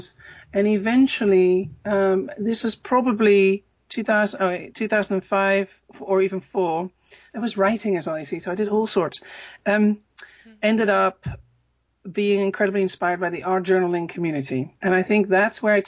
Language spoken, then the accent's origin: English; Netherlands; moved away; also born or lived in Amsterdam; I'm from Holland originally